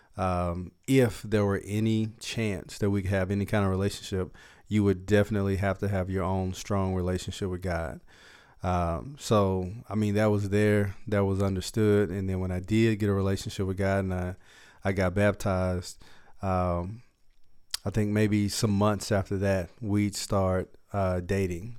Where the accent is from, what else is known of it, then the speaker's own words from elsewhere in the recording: Dallas, Texas, United States; Dallas, Texas is my hometown, uh, the area where we are now. So, um, I grew up in South Dallas